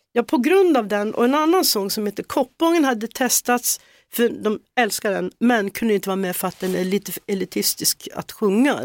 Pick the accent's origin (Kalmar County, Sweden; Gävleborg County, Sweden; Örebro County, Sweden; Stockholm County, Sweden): Gävleborg County, Sweden; Hälsingland; born or raised there; moved away; also born or lived in Solna, Sweden